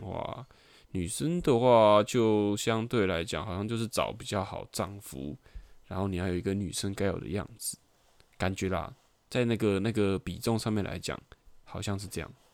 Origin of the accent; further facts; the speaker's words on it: Taiwan; 所以小时候就对台湾就是为什么要生在这个地方